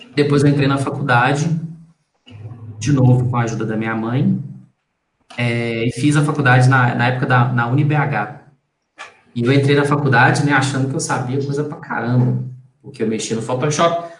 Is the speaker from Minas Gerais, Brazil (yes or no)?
yes; Belo Horizonte, Minas Gerais, Brazil; Eu nasci em Belo Horizonte, nasci no, no Hospital Dom Bosco, que fica em Venda Nova, zona norte de, de, de Belo Horizonte